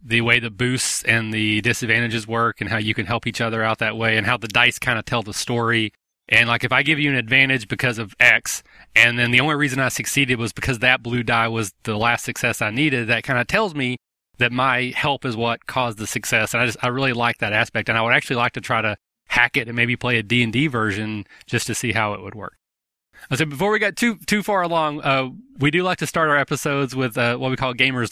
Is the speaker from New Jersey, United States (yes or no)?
no; Kentucky, United States; I'm from Kentucky.